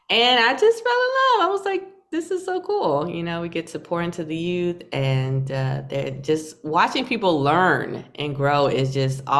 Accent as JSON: {"language": "English", "region": "North Carolina", "country": "United States", "tie": "born or raised there", "lives_now": "New York City, United States", "said": "North Carolina. North Carolina is spacious. You know, I, I, I have to compare it to New York City because that's where I am now."}